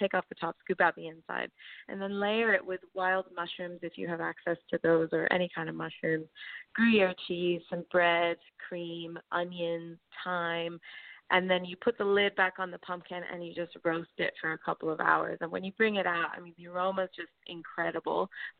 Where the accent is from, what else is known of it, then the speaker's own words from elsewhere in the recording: Miami, Florida, United States; moved away as an adult; also born or lived in California; now in Australia; I'm from the U.S. Yeah, I was born in Miami, Florida